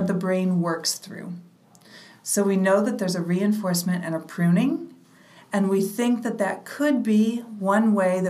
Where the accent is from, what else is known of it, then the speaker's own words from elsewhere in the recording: Midwest, United States; moved away as an adult; also born or lived in Michigan / Uganda; now in New York, United States; when I was a young lesbian growing up in the Midwest